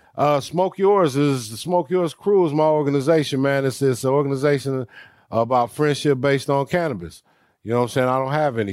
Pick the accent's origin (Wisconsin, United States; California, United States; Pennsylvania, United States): California, United States; Los Angeles; also born or lived in Dumas, Arkansas; my mother remarried, got us here to Los Angeles. I was 10 years old. So I grew up here in California